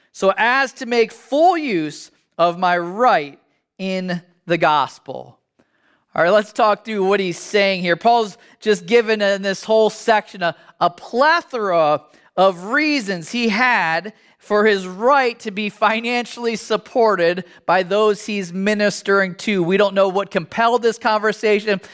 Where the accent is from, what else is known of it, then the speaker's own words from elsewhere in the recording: United States; as an American